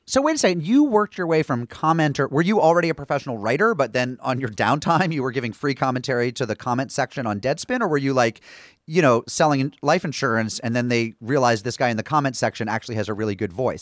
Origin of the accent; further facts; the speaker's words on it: small town New England, United States; I'm from small town New England.